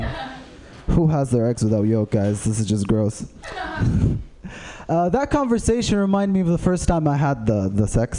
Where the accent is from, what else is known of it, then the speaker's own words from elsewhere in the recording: Saudi Arabia; I am from Saudi Arabia